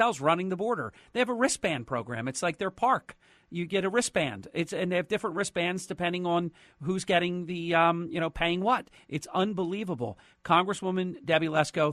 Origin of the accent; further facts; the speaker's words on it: New Jersey, United States; I am from New Jersey